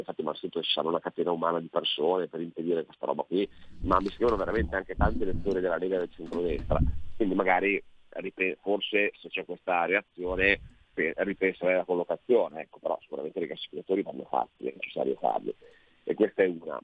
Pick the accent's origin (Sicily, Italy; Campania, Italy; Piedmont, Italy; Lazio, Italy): Piedmont, Italy; Alessandria; io abito vicino a Vado, perché io sono di Alessandra